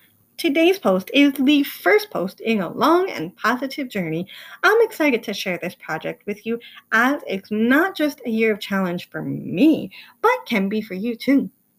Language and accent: English; Ireland; I'm Irish and I'm stubborn, so patience is not my best quality.